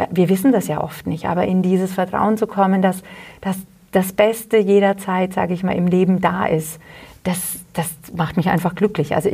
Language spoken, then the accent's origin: German; Hollstadt, Bavaria, Germany; now in Wülfershausen, Germany; ich komme ja ursprünglich aus Holstadt und äh, bin dann nach Wilfershausen eben der Liebe wegen gezogen und lebe auch gerne hier.